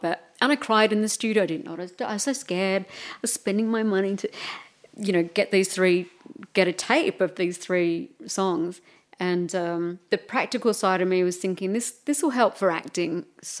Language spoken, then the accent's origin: English; Melbourne, Victoria, Australia; Yeah, I'm from Melbourne. I'm sorry.